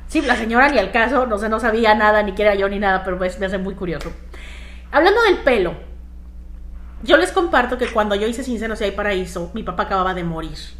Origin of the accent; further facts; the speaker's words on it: Mexico; also born or lived in Canada; now in Miami, United States; yo soy mexicana, en mi caso, viviendo en Canadá